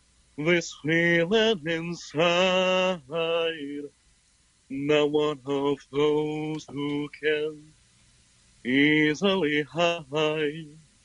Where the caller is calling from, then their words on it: Drexel Hill, Pennsylvania, United States; From the inside of my room, Drexel Hill, Pennsylvania.